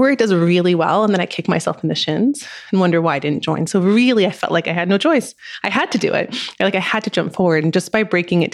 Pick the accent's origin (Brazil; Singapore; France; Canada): France; I grew up in France